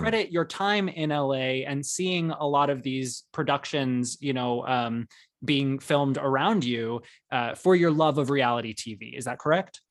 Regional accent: Arizona, United States; growing up in Arizona

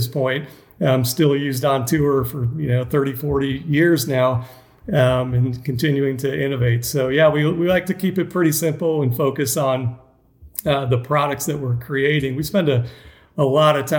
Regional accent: Atlanta, Georgia, United States; I was raised in Atlanta, played tennis as a junior in Georgia

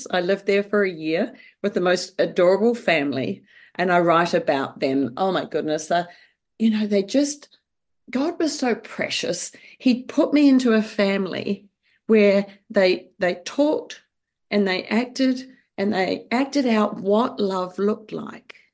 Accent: New Zealand; Well, um, yes, I grew up in New Zealand.

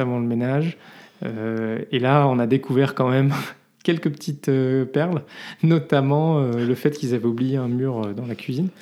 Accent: France; now in Belgium; on est français

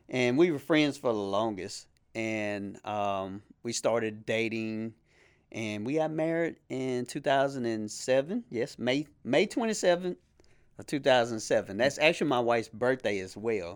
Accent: Shreveport, Louisiana, United States; moved away as an adult; now in Bossier City, United States; I'm originally from Shreveport, Louisiana. Uh, I now live in Bossier City

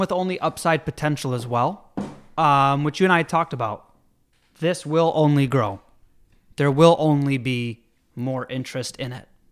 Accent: Jamestown, New York, United States; moved away; also born or lived in Elmira, New York; I grew up in Jamestown

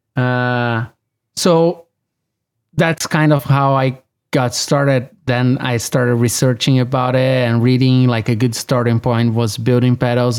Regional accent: São Paulo, Brazil; now in Los Angeles, United States; I was born and raised in Brazil, in São Paulo.

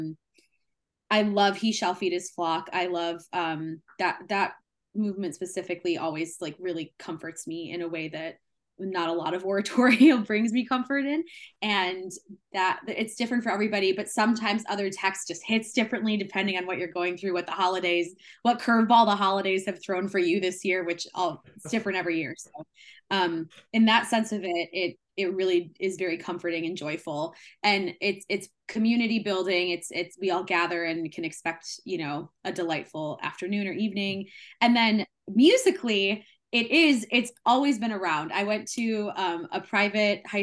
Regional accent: Michigan, United States; moved away as an adult; now in Indiana, United States; I am originally from Michigan, so my Midwestern roots run deep.

